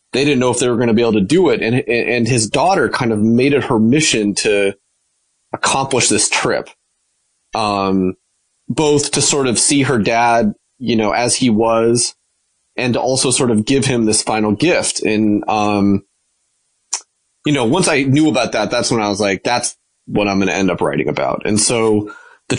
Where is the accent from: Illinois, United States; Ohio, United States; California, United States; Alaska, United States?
Alaska, United States; I grew up in Alaska